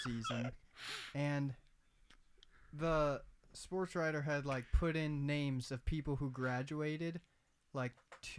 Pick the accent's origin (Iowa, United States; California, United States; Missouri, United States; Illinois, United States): Iowa, United States; Tipton; born or raised there